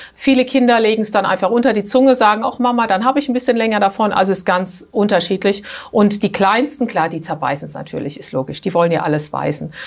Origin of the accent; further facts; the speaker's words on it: Germany; now in Switzerland; bei uns in Deutschland